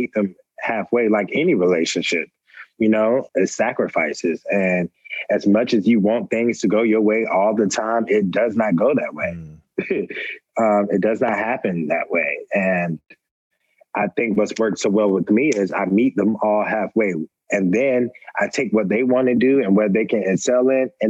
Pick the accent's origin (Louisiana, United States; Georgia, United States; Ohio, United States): Georgia, United States; Atlanta; also born or lived in Roanoke Rapids, North Carolina; I was raised in Atlanta, but I was born in a small town in North Carolina, Roanoke Rapids, North Carolina